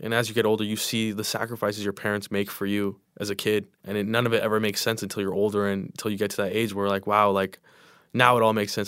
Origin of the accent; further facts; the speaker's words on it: Inland Empire, California, United States; growing up in the Inland Empire